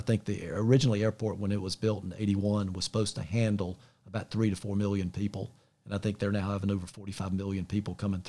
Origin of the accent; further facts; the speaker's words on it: Charlotte, North Carolina, United States; I grew up in the Eastover Myers Park area. That's where I grew up.